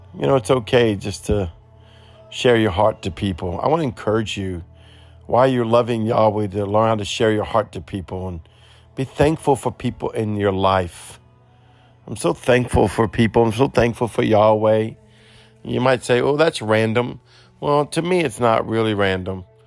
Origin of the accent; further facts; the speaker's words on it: New Orleans, Louisiana, United States; accent: Cajun; Me and my Cajun broken accent, uh, New Orleans style